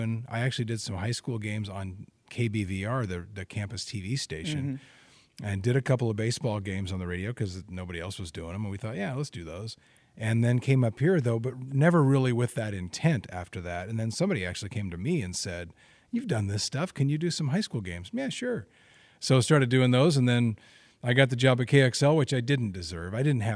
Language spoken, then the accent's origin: English; Albany, Oregon, United States; also born or lived in Idaho; I grew up, well, actually I was born in Idaho, lived in Western Idaho. My dad was a basketball coach, and then he got a job at West Albany High School. I think I was probably 7, and we moved to Albany, and then that's where I grew up